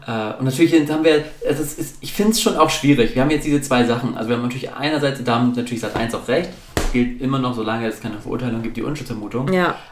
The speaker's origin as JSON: {"language": "German", "area": "the North", "region": "Northern Germany", "country": "Germany", "said": "ich komme aus dem Norden"}